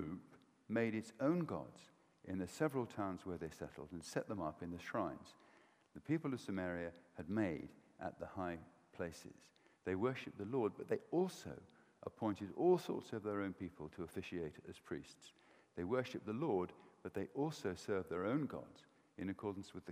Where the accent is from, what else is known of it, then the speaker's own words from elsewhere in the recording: Welsh, Wales, United Kingdom; I'm Welsh